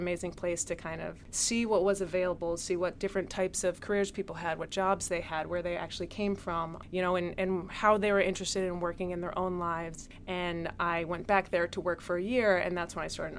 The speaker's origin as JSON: {"language": "English", "area": "Chester County, suburbs of Philadelphia", "region": "Pennsylvania", "country": "United States", "tie": "born or raised there", "also_born_or_lived": "Richmond, Virginia", "said": "I actually grew up in the suburbs of Philadelphia. So I grew up out in Chester County"}